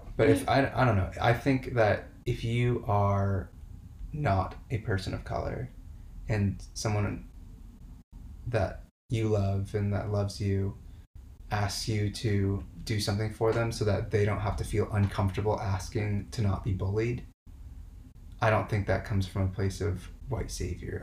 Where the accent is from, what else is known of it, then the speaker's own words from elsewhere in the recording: Santa Monica, California, United States; also born or lived in Seattle, Washington; I was born in Seattle, Washington, and uh, my parents moved down to Santa Monica, California when I was about one years old